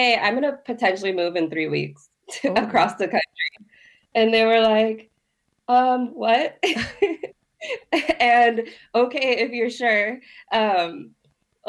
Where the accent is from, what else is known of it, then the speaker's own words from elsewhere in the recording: Miami, Florida, United States; I was raised in Miami